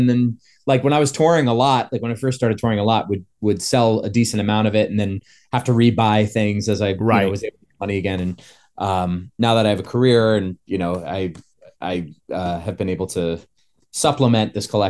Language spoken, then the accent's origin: English; New Jersey, United States; So I grew up in New Jersey.